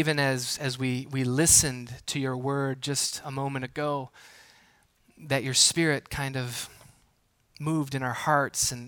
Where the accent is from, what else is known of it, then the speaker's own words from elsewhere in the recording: Milwaukee, Wisconsin, United States; Growing up in southeastern Wisconsin, the Milwaukee area